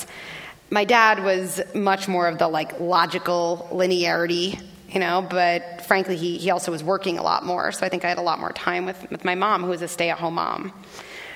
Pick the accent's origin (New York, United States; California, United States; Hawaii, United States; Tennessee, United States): New York, United States; Scarsdale; I grew up in Scarsdale, New York, a very privileged, relatively homogeneous